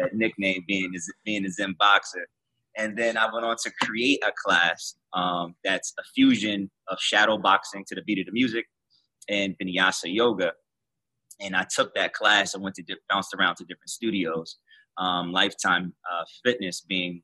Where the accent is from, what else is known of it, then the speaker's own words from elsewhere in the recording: Trenton, New Jersey, United States; we're both from Trenton, New Jersey